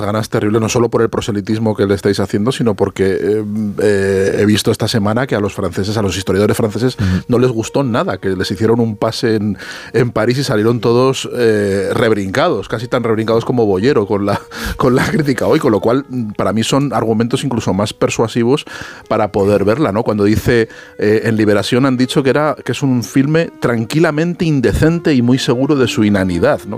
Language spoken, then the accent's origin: Spanish; Zaragoza, Aragon, Spain; Como zaragozano